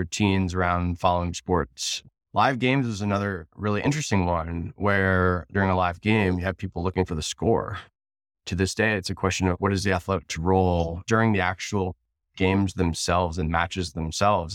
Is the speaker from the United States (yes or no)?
yes; Cincinnati, Ohio, United States; moved away; also born or lived in San Francisco; I'm from Cincinnati